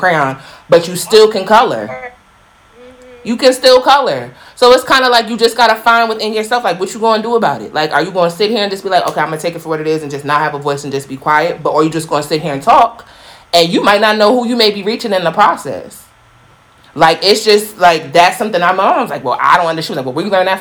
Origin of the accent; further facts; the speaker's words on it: United States; growing up in Black America